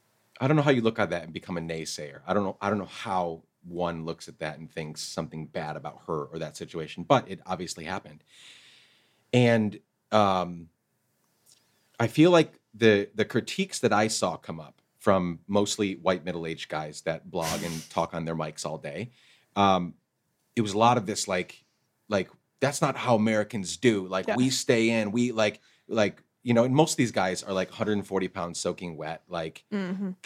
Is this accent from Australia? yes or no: no; Guatemala; English is a second language; I grew up in Guatemala, like I said, playing football, the real football.